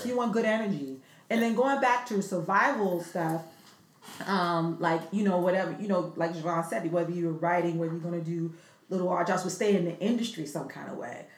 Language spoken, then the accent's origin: English; New York City, New York, United States; moved away; also born or lived in California; I grew up in the South Bronx